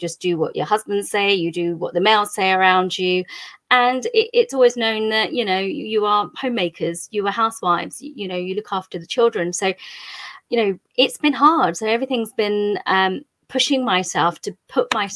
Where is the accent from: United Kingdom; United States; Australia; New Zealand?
United Kingdom; England; Country of origin is India. I was actually born here.